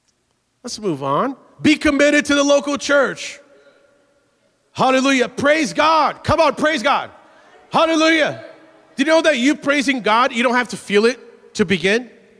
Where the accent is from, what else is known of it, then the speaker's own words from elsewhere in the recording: Brazil; born there; and I was born in Brazil. And for a long time, I loved cold weather.